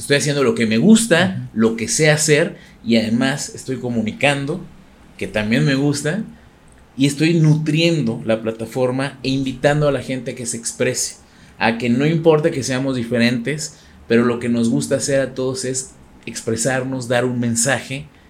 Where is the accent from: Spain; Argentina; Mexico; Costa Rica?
Mexico; ser de los primeros mexicanos en abrir un canal de YouTube